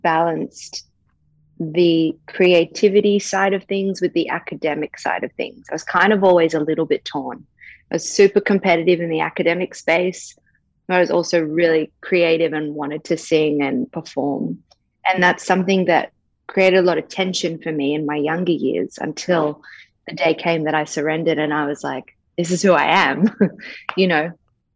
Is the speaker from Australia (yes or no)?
yes; Sydney, New South Wales, Australia; also born or lived in New York, United States; I was born in New York. Family moved to Bondi Beach when I was like two. So raised in Bondi. So I'm like a dual citizen, but very much an Aussie because I've lived here my whole life.